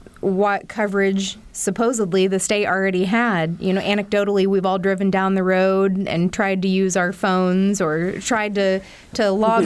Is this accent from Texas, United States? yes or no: no; Sullivan County, Indiana, United States; I'm from Sullivan County, which is about half an hour south of Terre Haute.